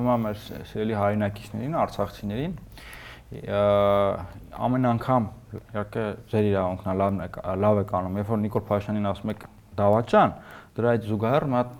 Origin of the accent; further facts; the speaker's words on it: Yerevan, Armenia; Ես մի Երևանցի եմ